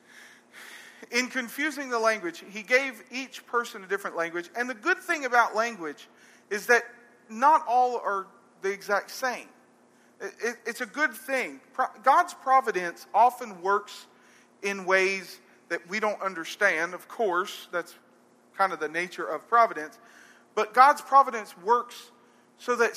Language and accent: English; Arab, Alabama, United States; I'm from Arab